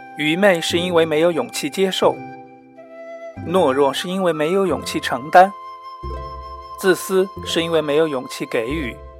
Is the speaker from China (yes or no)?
yes; Sichuan, China; moved away; 我是四川人，我很喜欢打麻将。那么在虽然在国外